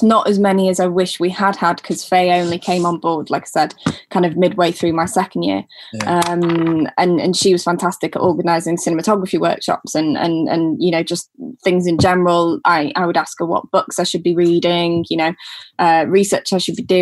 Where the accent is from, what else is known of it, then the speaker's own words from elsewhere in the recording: Manchester, North West England, United Kingdom; accent: northern; moved away as an adult; also born or lived in Falmouth; I'm from Manchester.